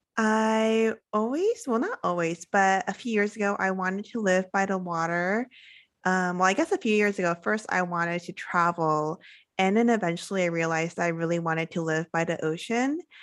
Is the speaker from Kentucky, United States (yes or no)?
no; California, United States; moved away as an adult; now in Playa del Carmen, Mexico; I am originally from California